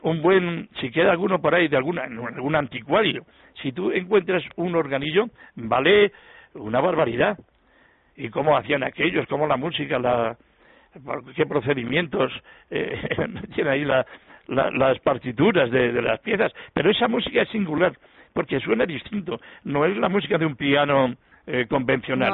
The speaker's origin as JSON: {"language": "Spanish", "town": "Madrid", "region": "Community of Madrid", "country": "Spain", "said": "nos adjudican a los madrileños"}